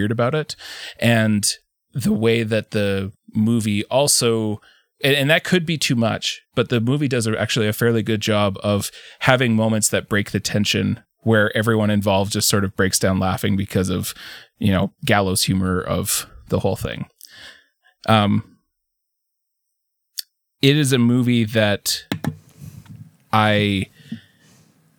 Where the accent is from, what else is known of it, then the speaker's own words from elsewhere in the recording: Canada; a Canadian of a certain age